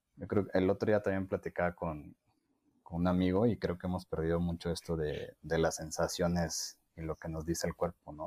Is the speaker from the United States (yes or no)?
no; Mexico; nosotros como cultura mexicana